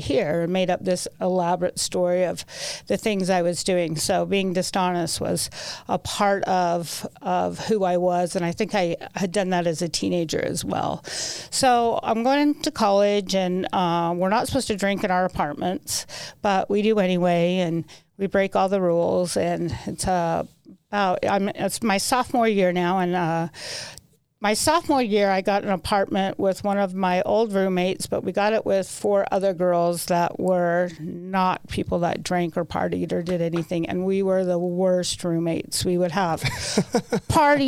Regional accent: Salt Lake City, Utah, United States; I was born in Salt Lake. Went to Cottonwood High School, had a pretty good childhood

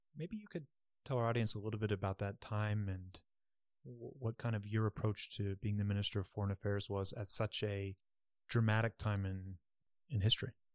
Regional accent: United States; I come from the United States

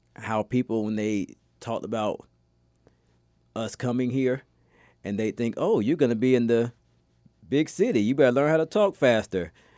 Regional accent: outside Augusta, Georgia, in South Carolina, United States; now in Connecticut, United States; I stay right outside of Augusta, Georgia in South Carolina, or I should say I used to stay

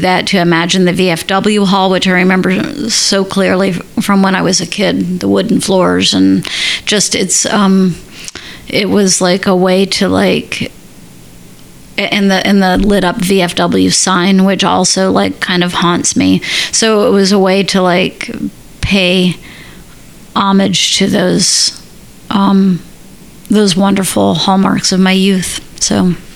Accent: Central Florida, United States; now in Minneapolis, United States; I grew up in Central Florida. When I moved to uh, Minnesota, where I live now, to Minneapolis

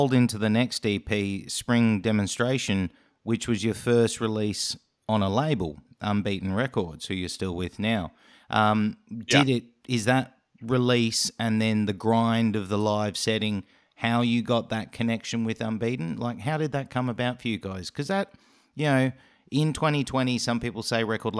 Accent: Australia; accent: Australian; my Australian accent

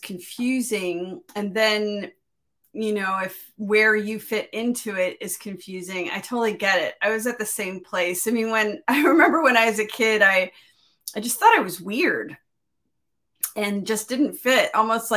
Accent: Miami, Florida, United States; also born or lived in Pacific Northwest; now in Midwest, United States; I grew up in Miami

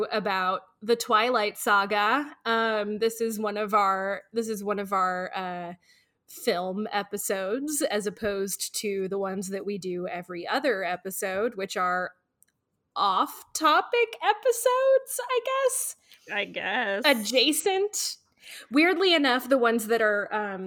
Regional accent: Norman, Oklahoma, United States; I grew up around Norman, Oklahoma

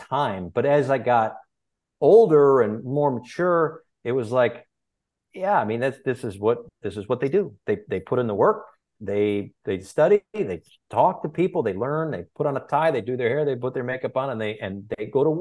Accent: Bristol, Connecticut, United States; now in Miami, United States; growing up in Bristol, Connecticut, the home of ESPN, I was lucky enough to be around ESPN quite a bit

